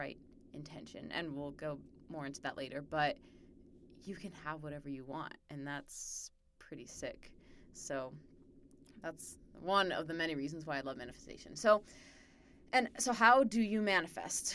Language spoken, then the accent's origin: English; Arizona, United States; I'm from Arizona